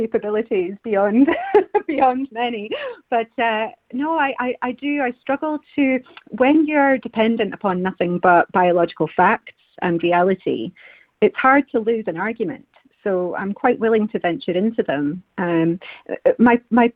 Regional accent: Scotland, United Kingdom; as Scottish women

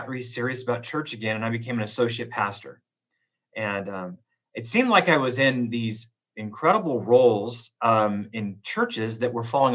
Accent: Oroville, California, United States; moved away as an adult; now in Reno, United States; I was born in Southern California. My dad moved up to Northern California, a little place called Oroville, California in Butte County. I have my roots in California, graduated from Las Palmas High School in Oroville, California

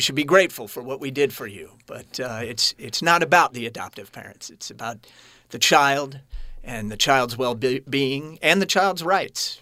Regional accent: Kansas City, Missouri, United States; I was born in Kansas City, and those of you listening, it sits on the border of Kansas and Missouri

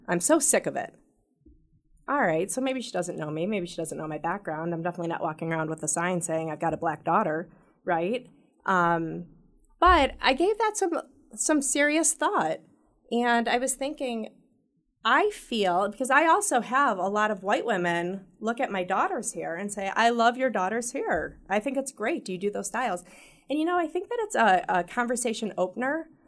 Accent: Royal Oak, Michigan, United States

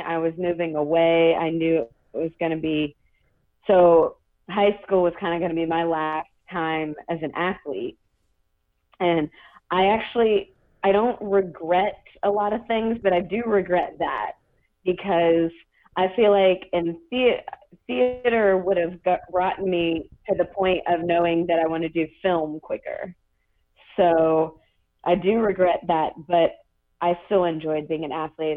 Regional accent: Kentucky, United States; also born or lived in Georgia; I was actually born in Georgia, on an army base, and then I grew up in Kentucky, a very small town in Kentucky

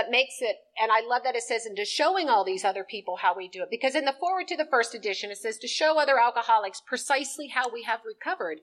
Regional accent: Lancaster, California, United States; I grew up in Lancaster. It's desert. It's hideous. It's about an hour north of Los Angeles.

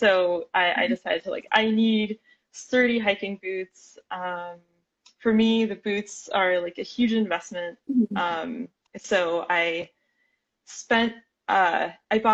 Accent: Miami, Florida, United States; now in Portland, United States; I am from Miami, Florida originally

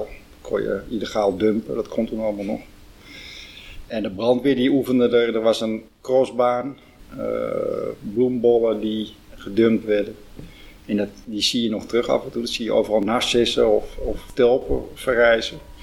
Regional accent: Huisduinen, North Holland, Netherlands; ik ben geboren in Huisduinen

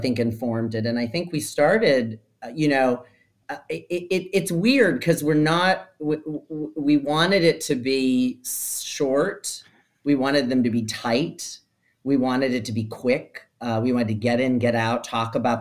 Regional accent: Ohio, United States; now in Brooklyn, New York, United States; a fellow Ohioan

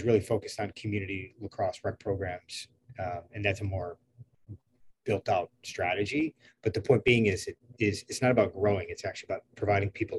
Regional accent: Finger Lakes region, Western New York, United States; moved away as an adult; also born or lived in Long Island, New York; now in Maryland, United States; I grew up in Western New York, near Lars Tiffany, actually, a little west of him. In the Finger Lakes region.

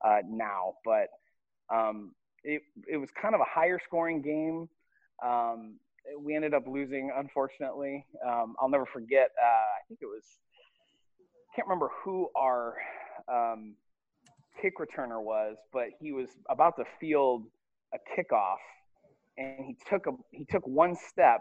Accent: Toledo, Ohio, United States; moved away as an adult; now in San Diego, United States; Well, I am originally from Toledo, Ohio. It's northwest Ohio, about 2.5 hours from Cleveland. So kind of born and raised northwest Ohio.

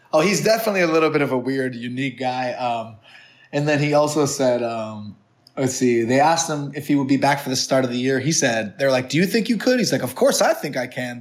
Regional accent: New Hampshire, United States; went to a prep school where I grew up in New Hampshire

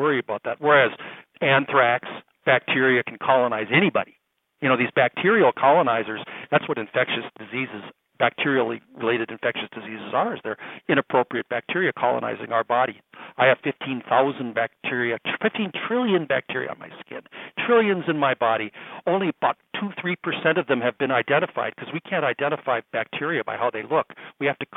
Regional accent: Minnesota, United States; I'm from Minnesota. There's a lot of Indians here.

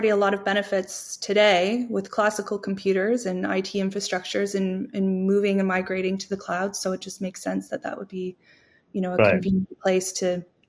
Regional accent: Canada; I'm Canadian

